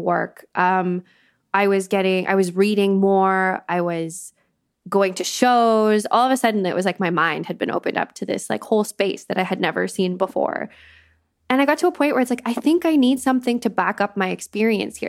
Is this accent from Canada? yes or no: yes; Canada; moved away as an adult; now in London, United Kingdom; I'm not an immigrant. I grew up in Canada. I have a very Canadian experience of growing up.